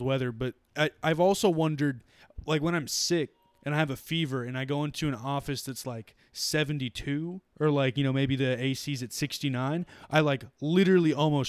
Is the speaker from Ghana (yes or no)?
no; Newfoundland and Labrador, Canada; also born or lived in Nova Scotia / New Brunswick; We've been in pretty heavy snowstorms because we're from Newfoundland. And then, like, you know, we came to Nova Scotia and New Brunswick.